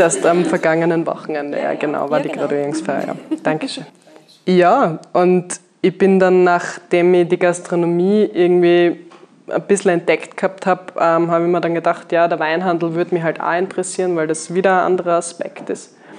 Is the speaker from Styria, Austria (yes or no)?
yes; Graz, Styria, Austria; moved away as an adult; also born or lived in Vienna; Ich bin ja gebürtige Steierin, also eigentlich geboren und aufgewachsen in Graz